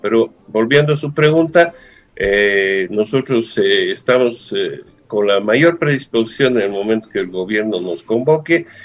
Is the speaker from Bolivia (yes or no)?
yes; Bolivia; nosotros como bolivianos